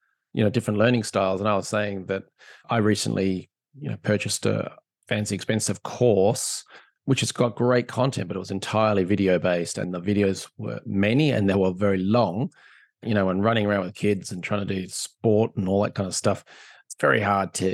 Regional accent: Australia; being the Aussie

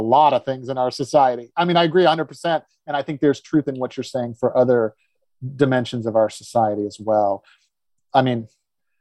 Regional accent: the South, United States; I grew up in the South

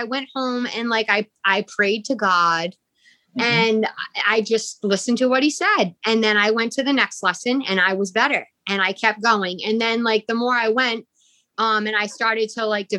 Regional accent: Burrillville, Rhode Island, United States; I grew up in Barreville, Rhode Island.

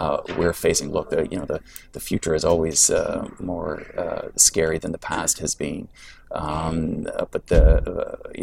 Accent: Canada; my experience as a Canadian

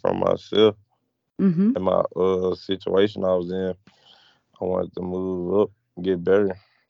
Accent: Memphis, Tennessee, United States; I'm from Memphis, Tennessee, 18 years old.

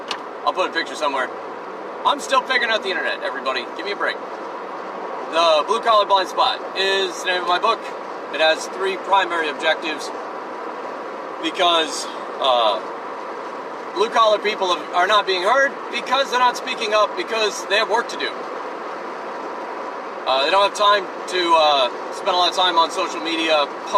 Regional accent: United States; we're in America, we're all American

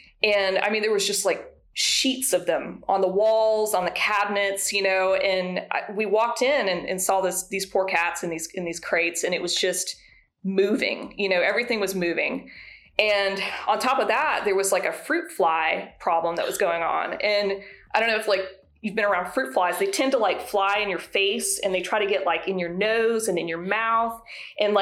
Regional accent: the South, United States; I'm from the South

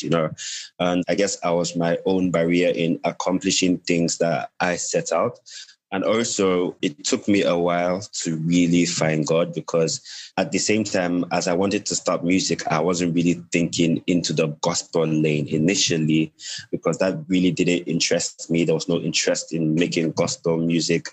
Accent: Nigeria; now in Gambia; I'm a Nigerian, I'm a Nigerian currently residing in the Gambia.

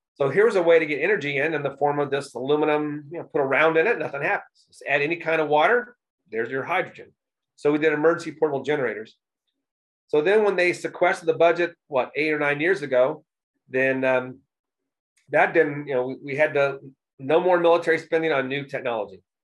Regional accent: Indianapolis, Indiana, United States; also born or lived in New York City / Texas / California; I was born here in Indianapolis, but um, I've lived in other places like uh, New York City and Texas and a little bit in California

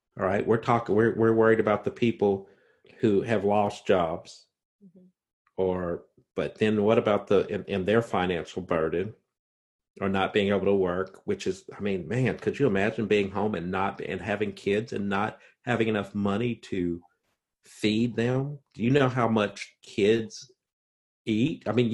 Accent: Indiana, United States; accent: Southern Indiana; my voice and I sound like I'm from Southern Indiana.

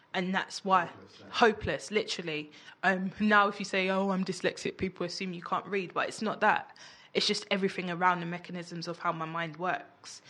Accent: London, United Kingdom; I grew up in Peckham, like notorious for gang culture

